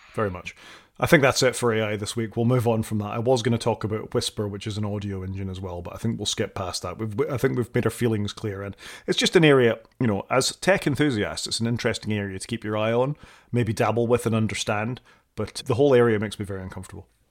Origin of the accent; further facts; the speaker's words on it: Scotland, United Kingdom; I'm a Scot